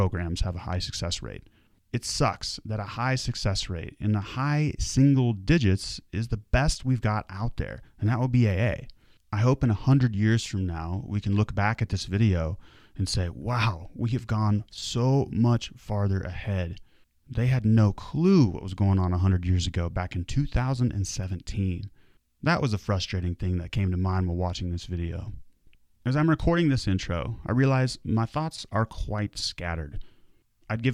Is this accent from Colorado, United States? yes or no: yes; Vail, Colorado, United States; I grew up in right outside of Vail, Colorado